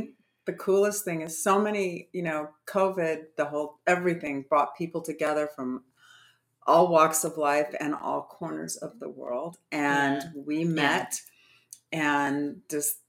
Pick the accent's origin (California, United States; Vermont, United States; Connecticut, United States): California, United States; Southern; moved away; I grew up in Southern California